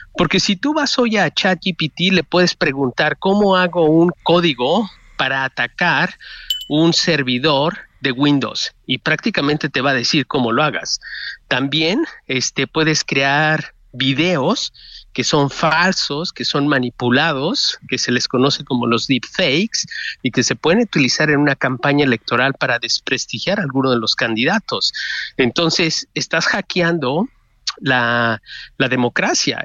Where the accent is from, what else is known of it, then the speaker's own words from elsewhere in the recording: Mexico; moved away; sí me preocupa México como mexicano en el exterior